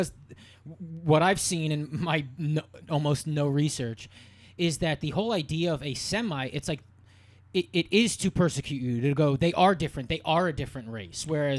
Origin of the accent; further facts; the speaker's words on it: East Coast, United States; growing up on the East Coast, Jewish, it doesn't even, as a kid, I didn't even get it